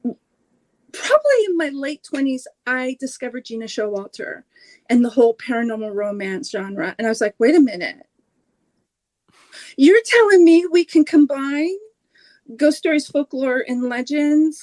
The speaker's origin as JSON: {"language": "English", "region": "Oregon coast", "country": "United States", "tie": "born or raised there", "said": "I grew up on the Oregon coast"}